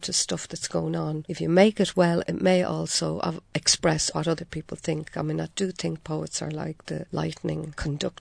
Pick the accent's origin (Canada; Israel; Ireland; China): Ireland; Dublin, Leinster; also born or lived in Washington State, United States; my own childhood community over in the north inner city